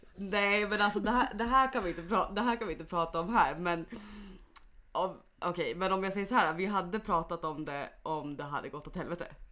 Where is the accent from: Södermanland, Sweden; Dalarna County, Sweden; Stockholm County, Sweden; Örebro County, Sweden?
Dalarna County, Sweden; Mora; moved away; hemma i Mora